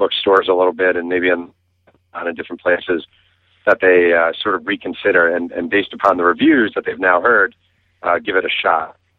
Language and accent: English; Mahopac, New York, United States; Hey, first of all, I love that you mentioned I'm from Mayo Pack, New York, a town that almost nobody listening to this has ever heard of.